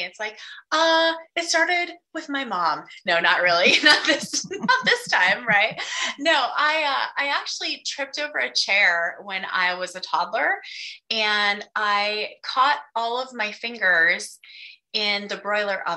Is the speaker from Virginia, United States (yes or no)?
no; Wyoming, United States; I grew up in Wyoming